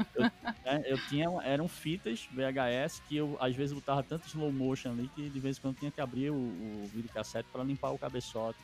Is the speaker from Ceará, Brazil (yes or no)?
no; Recife, Pernambuco, Brazil; eu sou natural de Recife Pernambuco e eu cresci dentro de uma família muito musical